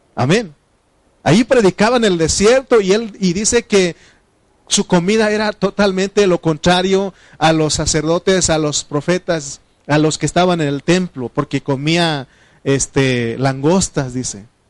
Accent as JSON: {"language": "Spanish", "area": "Triqui", "region": "Oaxaca", "country": "Mexico", "first_language": "Triqui", "second_language": "Spanish", "said": "de niño, este, mi, lengua materna es, es un este, idioma eh, de, se llama triqui"}